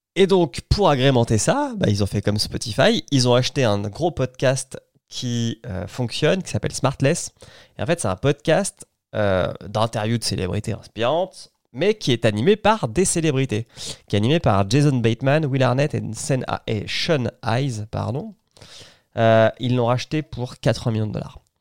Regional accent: France; Chez nous, en France

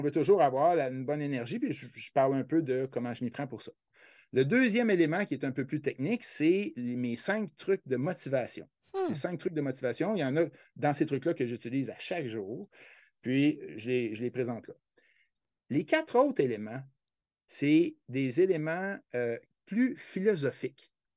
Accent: Quebec, Canada

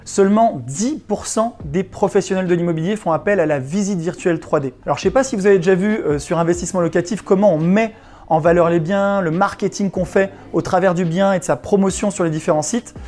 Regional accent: Chambéry, Auvergne-Rhône-Alpes, France; c'est la ville dont je suis originaire, la ville de Chambéry en Savoie, dans l'est de la France.

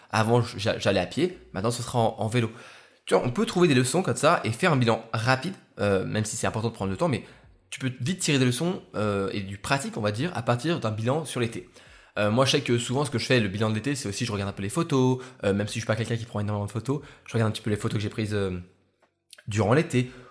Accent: Lyon, Auvergne-Rhône-Alpes, France; je suis rentré sur, sur Lyon, dans ma ville, ma ville natale

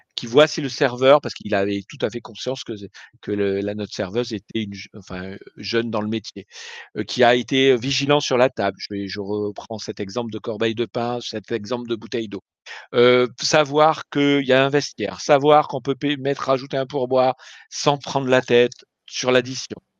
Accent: France; en tant que Français

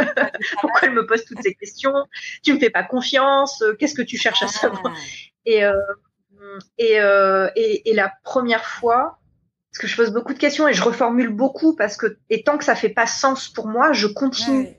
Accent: New Caledonia; je viens de Nouvelle-Calédonie

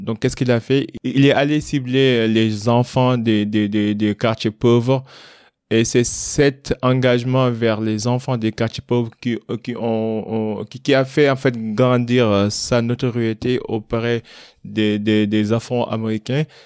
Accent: Kaolack, Senegal; j'ai grandi à Kaolek

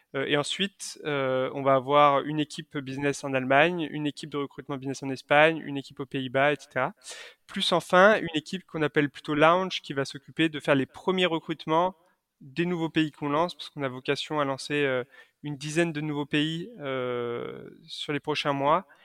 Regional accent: Lyon, Auvergne-Rhône-Alpes, France; je suis originaire de Lyon

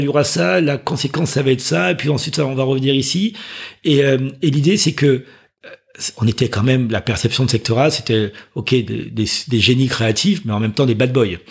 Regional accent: Martinique; moved away as an adult; also born or lived in Chevilly-Larue, Val-de-Marne / Paris; je suis parti très tôt en Martinique. Donc, j'ai grandi en Martinique. J'ai passé mon bac là-bas.

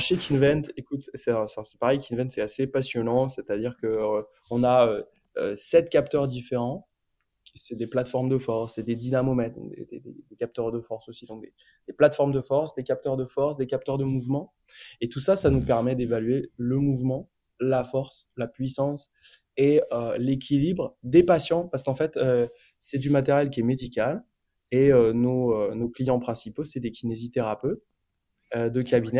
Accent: France; also born or lived in India; on est des Français, parce qu'on est trois Français quand même

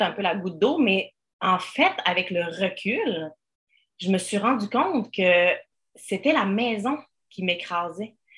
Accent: Switzerland; now in Quebec, Canada; je viens de la Suisse à l'origine

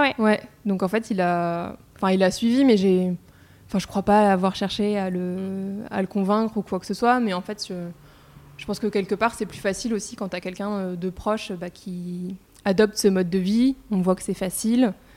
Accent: Paris, Île-de-France, France; also born or lived in Reims; je suis née à Paris et j'ai fait mes études de commerce euh, à Reims. Donc en fait, euh, j'ai passé les trois quarts de ma vie à Paris quand même.

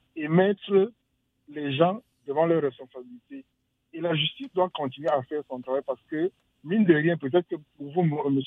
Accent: Cameroon; moved away; je suis originaire du Cameroun

